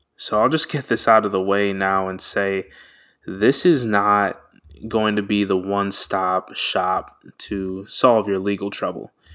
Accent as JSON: {"language": "English", "town": "Washington", "region": "District of Columbia", "country": "United States", "tie": "born or raised there", "said": "I am Nigerian American, born in Washington, D C."}